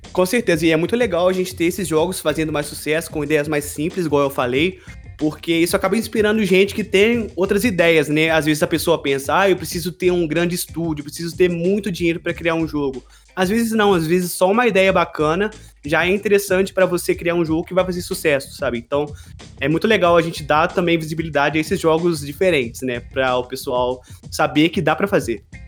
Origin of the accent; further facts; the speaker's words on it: Juiz de Fora, Minas Gerais, Brazil; moved away as an adult; now in Poland; estou falando da Polônia, mas também sou de Juiz de Fora, formado na mesma faculdade que vocês estão cursando